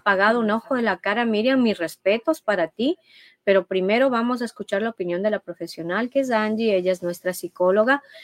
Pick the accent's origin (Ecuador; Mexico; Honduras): Ecuador; como ecuatorianos